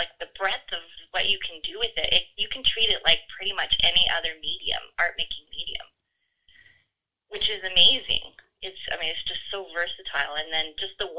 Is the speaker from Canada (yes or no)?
yes; Cariboo, British Columbia, Canada; I grew up in the Caribou in the 70s on a farm